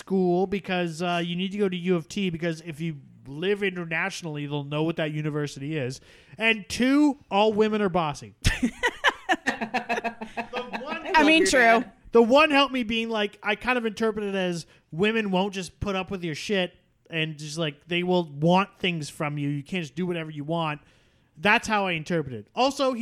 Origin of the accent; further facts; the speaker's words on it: Canada; I am Canadian